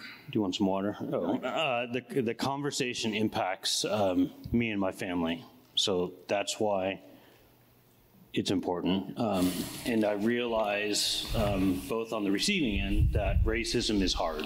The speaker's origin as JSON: {"language": "English", "town": "Oakland", "region": "California", "country": "United States", "tie": "born or raised there", "also_born_or_lived": "Palo Alto", "said": "I grew up in Oakland all my life"}